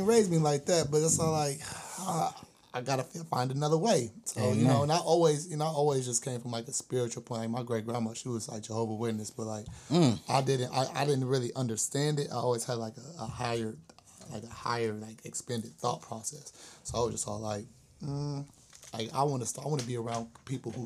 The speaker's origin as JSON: {"language": "English", "town": "Berkeley", "region": "California", "country": "United States", "said": "I'm originally from Berkeley"}